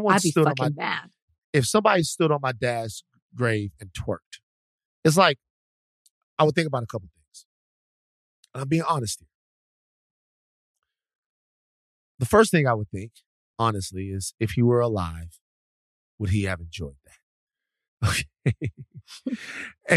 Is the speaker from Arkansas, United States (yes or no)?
no; Louisiana, United States; now in Los Angeles, United States; I grew up in Louisiana